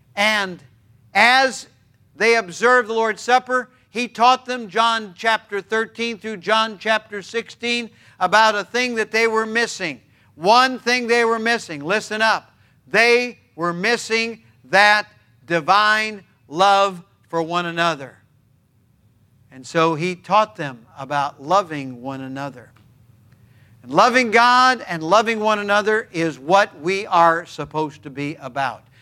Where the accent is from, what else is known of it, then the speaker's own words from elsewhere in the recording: United States; I'm all American, but I'm one half Norwegian